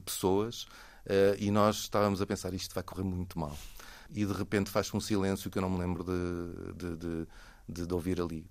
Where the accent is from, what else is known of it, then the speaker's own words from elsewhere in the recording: Lisbon, Portugal; also born or lived in Denmark; sempre morei em Lisboa e nasci em Lisboa